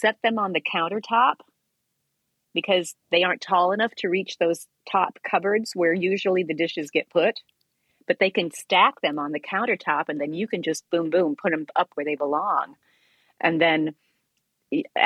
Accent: Iowa, United States; I grew up in Iowa

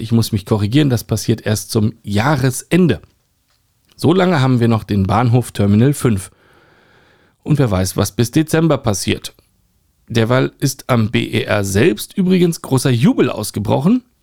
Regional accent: Berlin, Germany; als Berliner

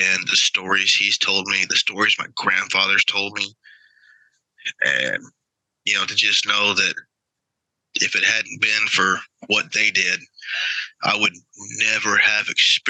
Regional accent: Charleston, South Carolina, United States; I grew up in South Carolina on the Charleston Naval Base.

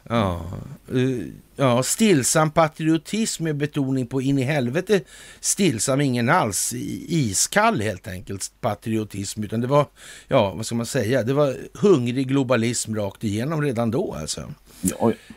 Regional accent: Västerbotten County, Sweden; Det gamla bolaget Masonit AB låg i Västerbotten där jag växte upp.

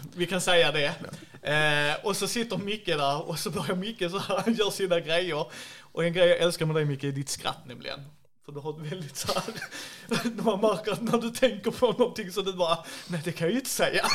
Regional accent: Skåne, Sweden; jag är ju skåning

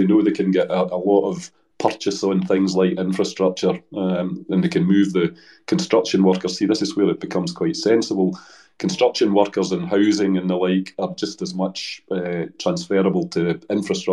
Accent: Dumbarton, Scotland, United Kingdom; moved away as an adult; also born or lived in Hong Kong; My family come from Dumbarton

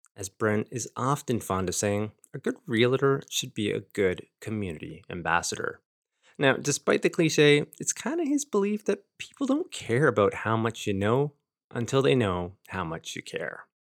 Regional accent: Fort Erie, Ontario, Canada; my hometown here, Fort Erie

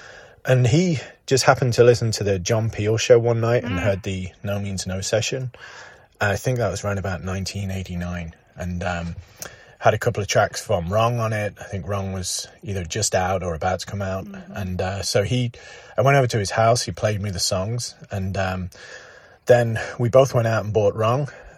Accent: England, United Kingdom; also born or lived in Derby; So I grew up in England, and when I was 16, I moved to a little town near Derby, aka Derby.

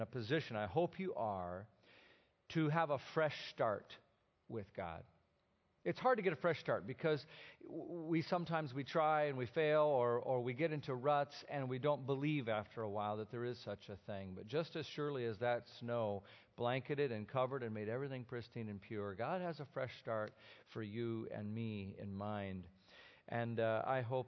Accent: Minnesota, United States; moved away; I grew up in Minnesota

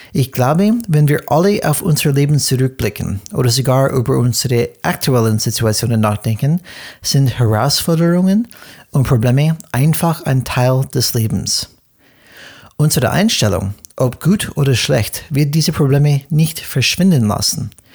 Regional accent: United States; German is a second language; moved away; bin ich Amerikaner und wir Amerikaner

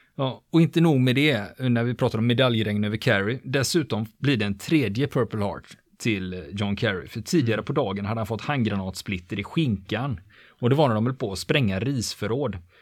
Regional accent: Sweden; vi svenskar

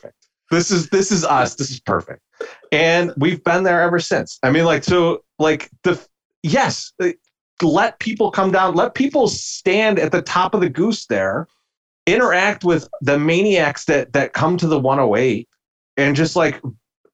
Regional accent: Chicago, Illinois, United States; Me and Beefloaf, for our entire life, we grew up in Bridgeport

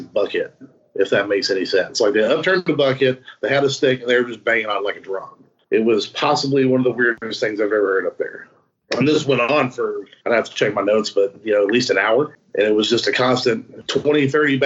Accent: Texas, United States; I am a Texan

